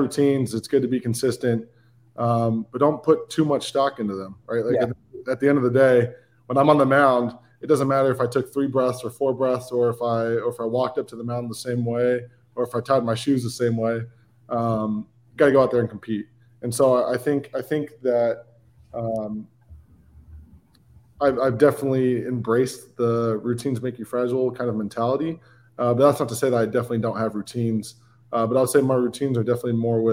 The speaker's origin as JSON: {"language": "English", "town": "Brentwood", "region": "California", "country": "United States", "tie": "born or raised there", "said": "I grew up in Northern California, in a town called Brentwood. It's about an hour outside of San Francisco, Oakland area"}